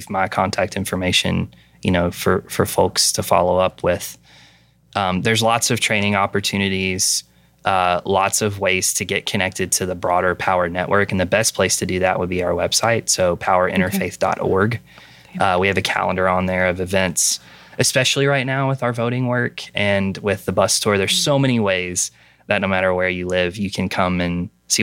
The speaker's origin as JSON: {"language": "English", "region": "Western Kentucky", "country": "United States", "tie": "born or raised there", "moved": "yes", "lives_now": "Pennsylvania, United States", "said": "I grew up in Western Kentucky"}